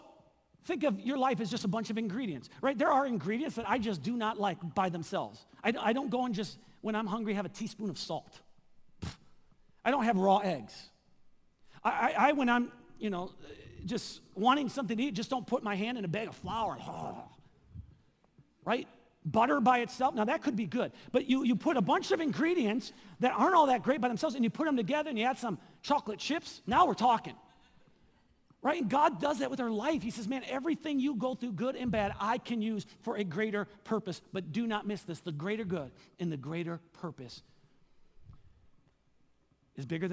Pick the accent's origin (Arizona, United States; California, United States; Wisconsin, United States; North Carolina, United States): Wisconsin, United States; southeast; moved away as an adult; also born or lived in Seattle; my hometown in southeast Wisconsin